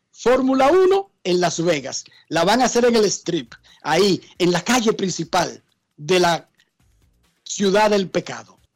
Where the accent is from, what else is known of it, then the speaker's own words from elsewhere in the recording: Dominican Republic; como somos los dominicanos